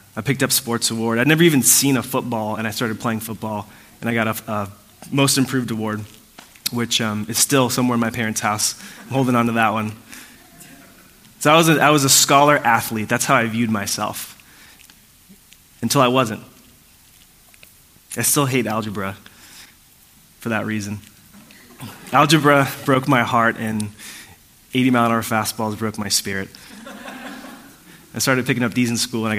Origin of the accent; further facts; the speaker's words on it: Puerto Rico; I was born in Puerto Rico, like I shared earlier. It's a beautiful island